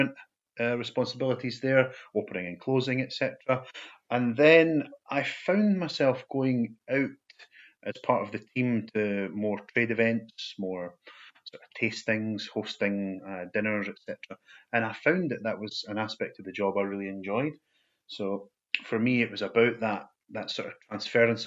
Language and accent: English; Falkirk, Scotland, United Kingdom; I was born and brought up in Falkirk in central Scotland